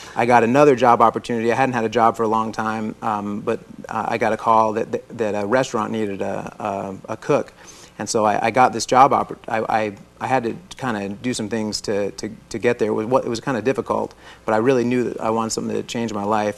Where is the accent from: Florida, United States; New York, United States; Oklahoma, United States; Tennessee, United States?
Florida, United States; I was born in Florida. I'm a native Floridian